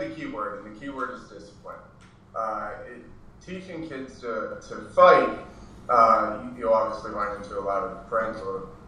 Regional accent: Maryland, United States; moved away as an adult; now in Southern California, United States; because I'm from Maryland

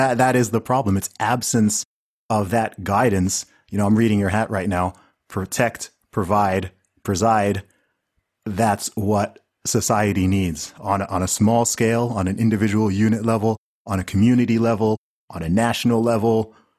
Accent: Saudi Arabia; Like I grew up in Saudi Arabia. And, you know, Saudi's a place that people like to talk crap about, despite the fact they've never been there.

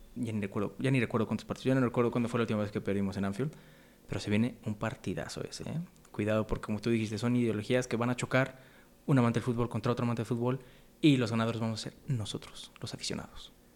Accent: Mexico; nosotros mexicanos

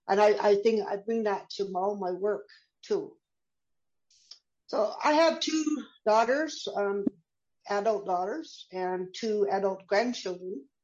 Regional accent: Canada; so I'm a Canadian and um, I've re- been raised with a lot of tolerance for other um, differences in outlook and lifestyle.

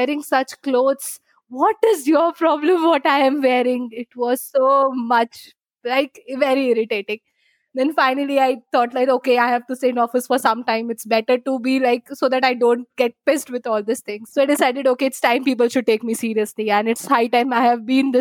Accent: Kolkata, West Bengal, India; moved away as an adult; now in Bangalore, India; I am basically from Kolkata and I shifted to Bangalore because of job after I got my job.

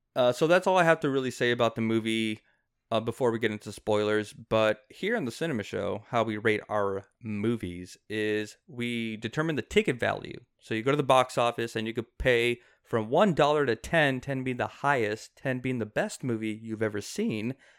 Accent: South Texas, United States; he lives in McAllen, which is like thirty minutes away from my hometown.

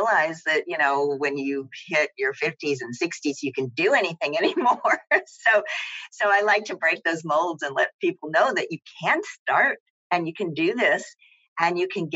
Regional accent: Tennessee, United States; moved away as an adult; also born or lived in New York; I grew up in Tennessee

